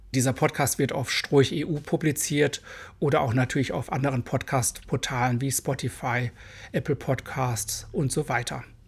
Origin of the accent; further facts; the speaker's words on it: Germany; accent: hard German accent (in English); Englisch ist für mich eine Fremdsprache und ich habe einen recht harten deutschen Akzent